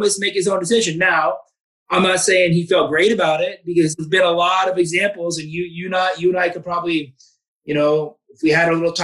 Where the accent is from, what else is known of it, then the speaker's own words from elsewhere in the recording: outside of Portland, Oregon, United States; now in Spokane, United States; I grew up 45 minutes outside of Portland